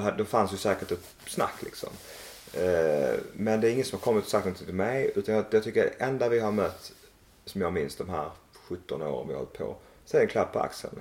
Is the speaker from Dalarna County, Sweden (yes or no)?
no; Malmö, Skåne, Sweden; moved away as an adult; also born or lived in Växjö; now in Emmaboda, Sweden; Jag är uppvuxen i Malmö